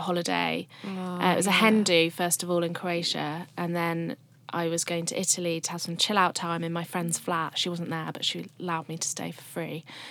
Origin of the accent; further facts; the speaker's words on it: Shrewsbury, West Midlands, United Kingdom; my hometown, Shrewsbury